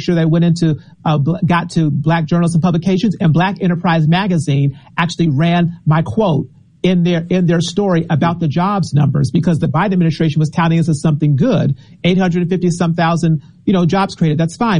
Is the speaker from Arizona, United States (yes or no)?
yes; Arizona, United States; now in Washington, D.C., United States; When I was growing up in Arizona, we read the Arizona Republic